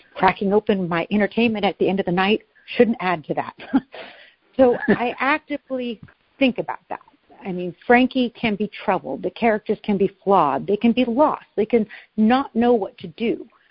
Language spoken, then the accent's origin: English; Oregon, United States; now in New Hampshire, United States; I grew up in Oregon. I'm now in the mountains of New Hampshire.